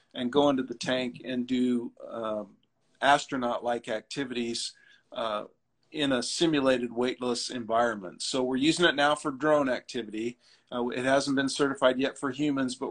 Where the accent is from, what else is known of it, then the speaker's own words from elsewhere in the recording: Ashland, Nebraska, United States; I'm from Ashland, Nebraska in the Midwest.